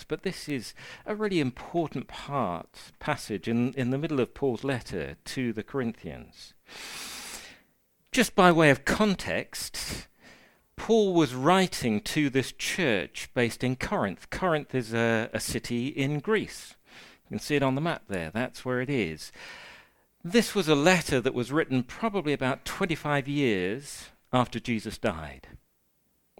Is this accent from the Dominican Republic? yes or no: no; United Kingdom; as British, we have a huge amount of respect for the elderly and the disabled